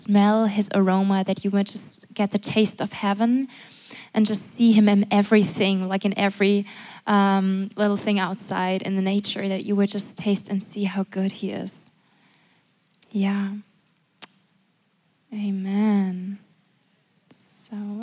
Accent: Germany; I'm from Germany

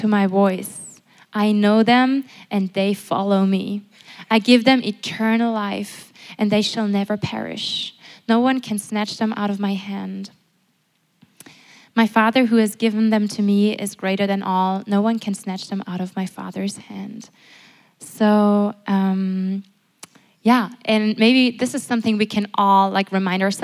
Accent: Germany; I'm from Germany

